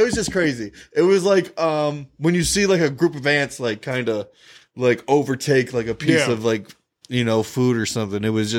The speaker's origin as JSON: {"language": "English", "town": "Minnetonka", "region": "Minnesota", "country": "United States", "said": "I'm from Minnetonka."}